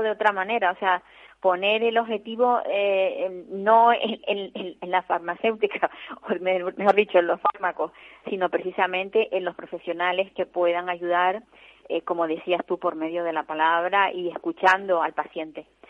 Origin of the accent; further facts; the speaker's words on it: Tenerife, Canary Islands, Spain; los que somos tinerfeños